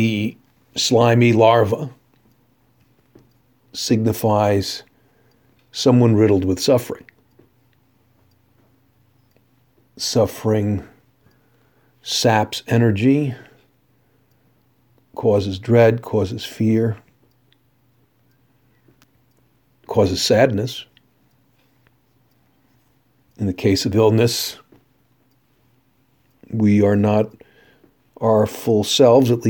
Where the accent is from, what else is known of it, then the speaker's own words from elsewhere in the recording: New Jersey, United States; I come from the New York area, grew up in New Jersey